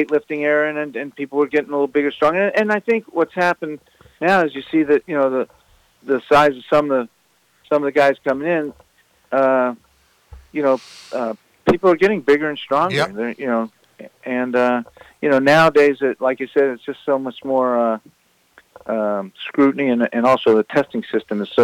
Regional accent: Maryland, United States; I grew up in Maryland

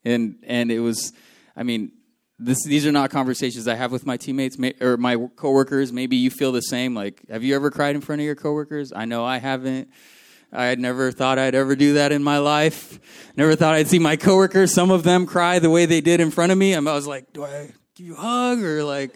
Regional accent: Philippines; moved away; The house that I grew up in the Philippines, that I was born into

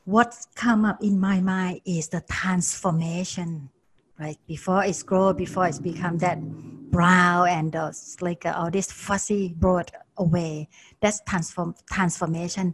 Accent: Bangkok, Thailand; moved away; I was growing up in Bangkok, and that was a long time ago

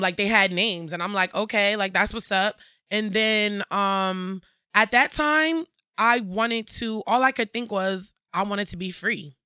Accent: Bridgeport, Connecticut, United States; I'm from Bridgeport, Connecticut, born and raised.

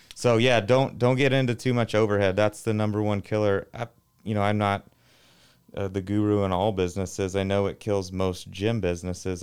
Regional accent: Arlington, Texas, United States; I grew up in Arlington, Texas, uh, home of Metroflex Gym

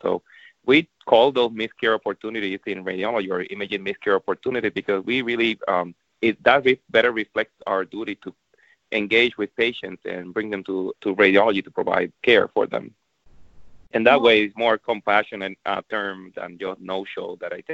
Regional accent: Puerto Rico; moved away; I'm from Puerto Rico, so I'm definitely fluent in Spanish

